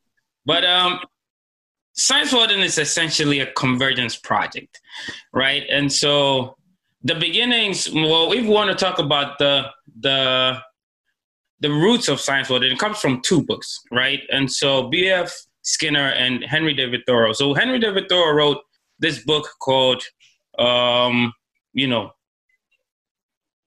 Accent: Ghana; moved away as an adult; now in South Korea; I'm from Ghana, and I've been here for like 6 years, going to 7 years now

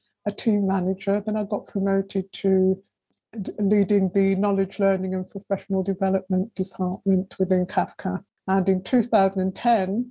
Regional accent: Wolverhampton, West Midlands, United Kingdom; moved away as an adult; also born or lived in London; now in Fleckney, United Kingdom; I was brought up in Wolverhampton, which has a pretty large Jamaican community

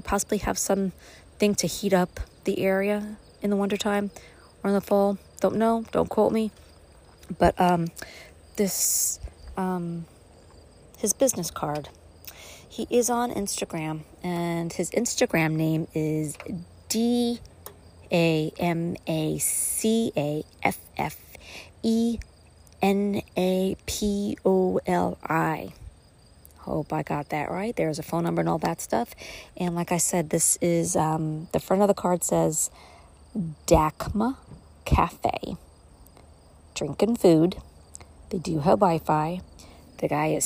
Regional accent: New York City, New York, United States; now in Upstate New York, United States; I grew up in Brooklyn. I came to upstate.

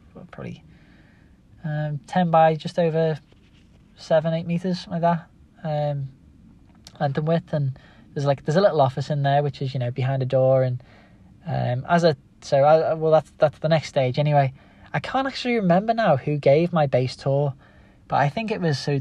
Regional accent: Liverpool, North West England, United Kingdom; accent: Scouse; my Scouse accent

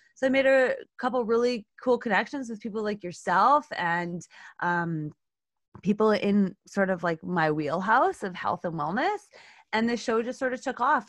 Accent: Canada; I'm Canadian

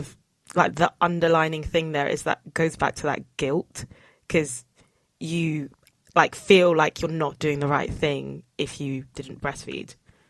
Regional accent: Nigeria; So I'm Nigerian

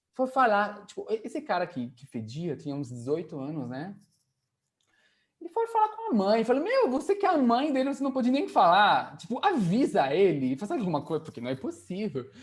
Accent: Tonneville, Normandy, France; Portuguese is a second language; moved away as an adult; also born or lived in Nantes; now in Brazil; eu sou da Normandia.

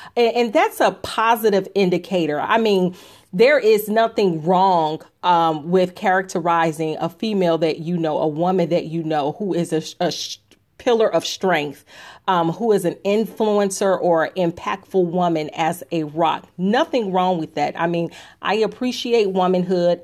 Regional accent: Chicago, Illinois, United States; I am from Chicago. I am a Southside girl.

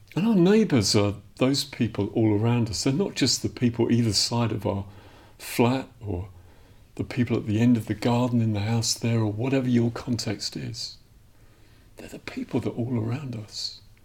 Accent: Dublin, Leinster, Ireland; moved away; I'm from Dublin originally, I'm Irish.

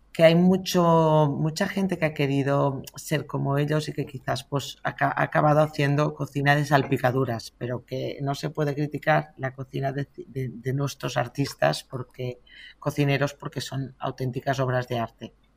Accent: Catalonia, Spain; los catalanes somos emprendedores

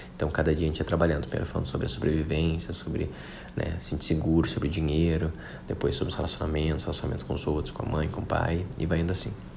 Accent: Porto Alegre, Rio Grande do Sul, Brazil; moved away as an adult; also born or lived in Rio de Janeiro; eu sou de Porto Alegre

